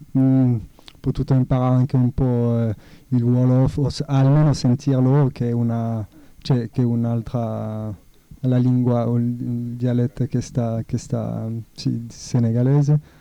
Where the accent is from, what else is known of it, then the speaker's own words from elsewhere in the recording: France; Italian is a second language; now in Italy; essendo francese, prima di arrivare in Italia